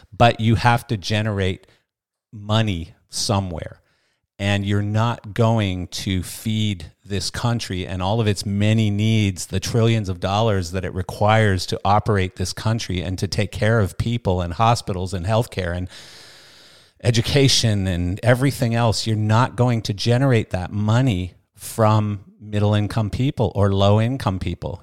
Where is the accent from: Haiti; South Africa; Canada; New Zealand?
Canada; moved away; I come from Canada. I come from a fairly liberal country.